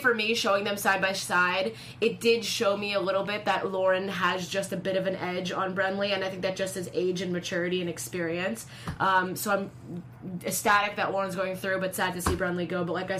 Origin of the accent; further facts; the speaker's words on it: Agoura Hills, California, United States; she's from my hometown. Shout out to Agoura Hills.